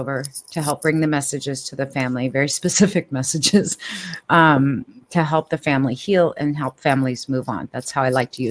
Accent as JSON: {"language": "English", "country": "United States", "tie": "born or raised there", "also_born_or_lived": "California / Washington", "said": "I was born and raised in California and Washington."}